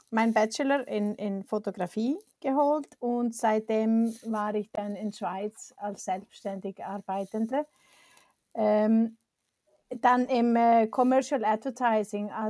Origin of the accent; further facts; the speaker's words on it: Iceland; German is a second language; moved away; also born or lived in Switzerland; Ich komme aus Island